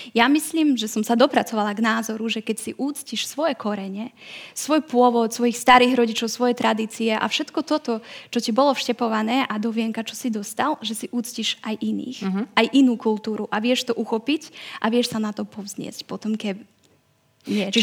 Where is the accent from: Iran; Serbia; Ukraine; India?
Serbia; Vojvodina; now in Slovakia; ako niekto z Vojvodiny